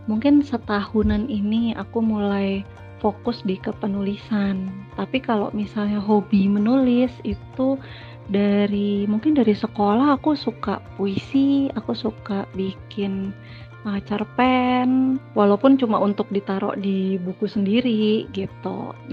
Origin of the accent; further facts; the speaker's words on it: Yogyakarta, Special Region of Yogyakarta, Indonesia; aku dari Jogja tinggalnya juga masih di Jogja aku ibu beranak satu